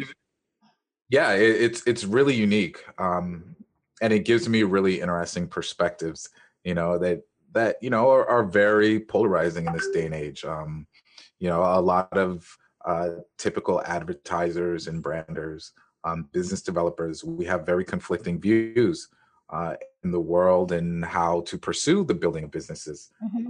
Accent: Jamaica; I am Jamaican

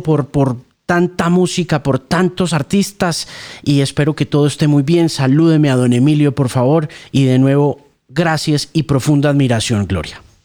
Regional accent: Miami, Florida, United States; Yo me crié en Miami posterior al éxito de Coming Out of the Dark

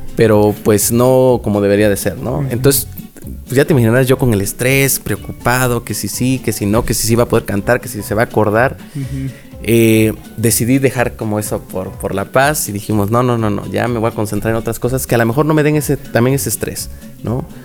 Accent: Oaxaca, Mexico; de aquí soy

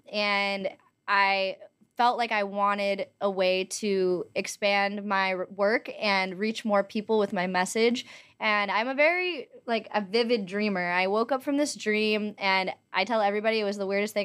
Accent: Los Angeles, California, United States; also born or lived in Montana; I am from Los Angeles. I was born and raised here

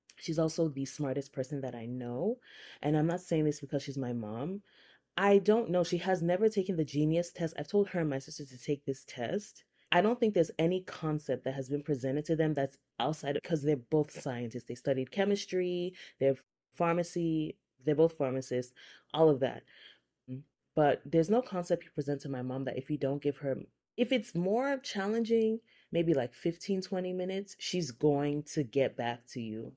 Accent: Nigeria; now in United States; I'm Nigerian. I also grew up in the Methodist Church.

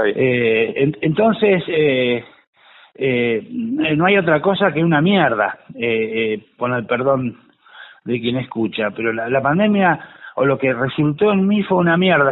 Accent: Tandil, Buenos Aires Province, Argentina; moved away; lugar de donde yo vengo, la, localidad de Tandil

